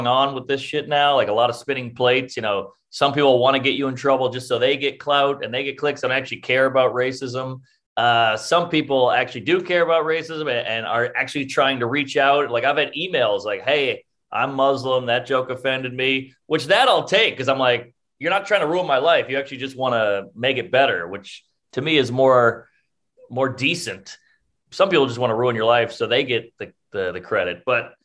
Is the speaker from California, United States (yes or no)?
no; New Orleans, Louisiana, United States; now in New York, United States; growing up in New Orleans